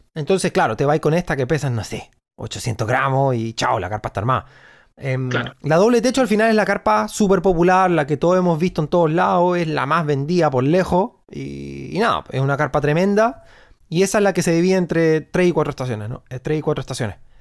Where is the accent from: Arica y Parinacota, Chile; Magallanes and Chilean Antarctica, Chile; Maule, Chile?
Magallanes and Chilean Antarctica, Chile; Punta Arenas; yo soy de, como te digo, soy de Punta Arena